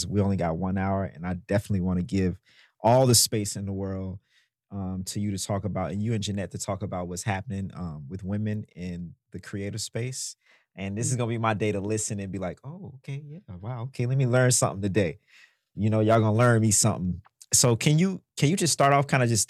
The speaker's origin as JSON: {"language": "English", "region": "Mississippi", "country": "United States", "said": "I'm from Mississippi"}